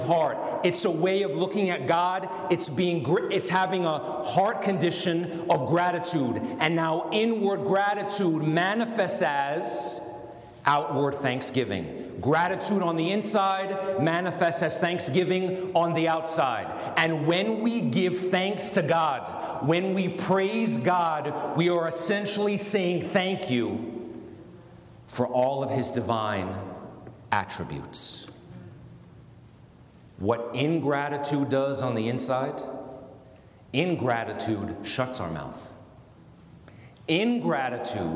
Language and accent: English; United States; I'm an American